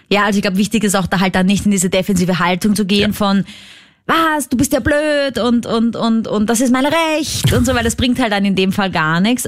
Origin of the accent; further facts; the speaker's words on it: Austria; accent: Austrian dialect; ein österreichischer Podcast, falls du das an meinem Dialekt erkannt hast